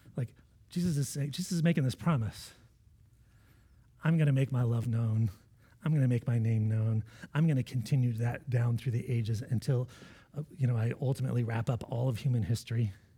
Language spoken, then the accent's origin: English; United States; as American Christians